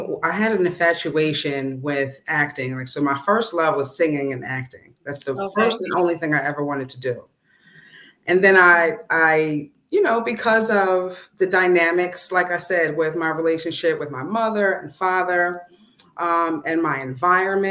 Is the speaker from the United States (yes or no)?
yes; Coatesville, Pennsylvania, United States; Born and raised in Coatesville, PA